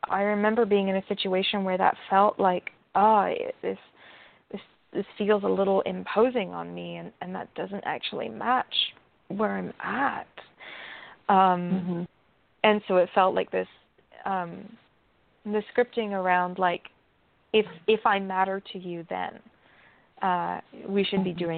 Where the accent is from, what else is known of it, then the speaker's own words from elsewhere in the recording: England, United Kingdom; you know, I, I, I grew up in England and, uh, for part of my life